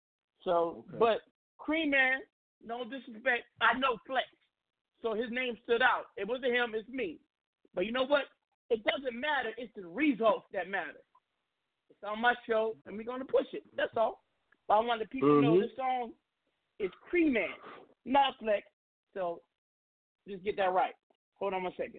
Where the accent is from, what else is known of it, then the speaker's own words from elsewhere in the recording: West Coast, United States; I'm from the West Coast